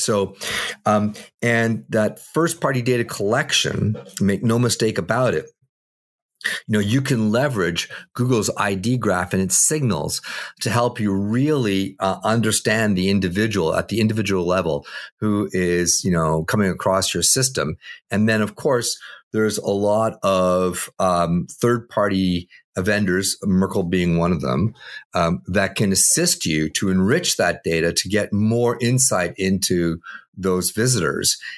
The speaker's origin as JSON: {"language": "English", "country": "Canada", "said": "I'm Canadian"}